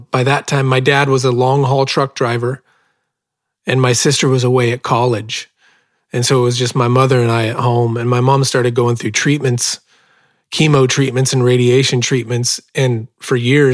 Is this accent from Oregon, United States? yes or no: yes; Bonanza, Oregon, United States; I was born and raised in South Central Oregon, about 10 miles from the California border, in a little farming community called Bonanza, Oregon.